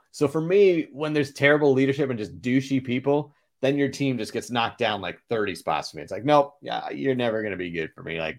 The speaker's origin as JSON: {"language": "English", "region": "Massachusetts", "country": "United States", "tie": "born or raised there", "said": "You know, I actually remember growing up, you know, I grew up just outside of Boston, and that BC-Notre Dame rivalry was spectacular."}